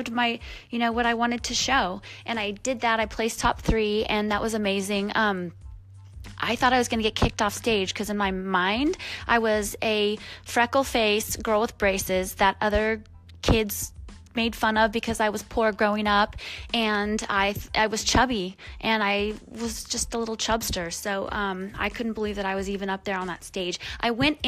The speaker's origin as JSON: {"language": "English", "region": "Michigan", "country": "United States", "tie": "born or raised there", "said": "I lived with my family growing up in Michigan"}